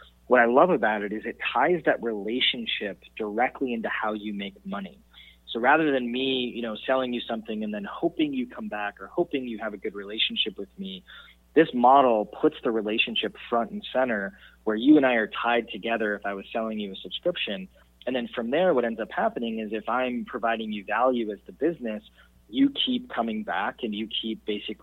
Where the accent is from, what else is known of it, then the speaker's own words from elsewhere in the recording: Wisconsin, United States; growing up in Wisconsin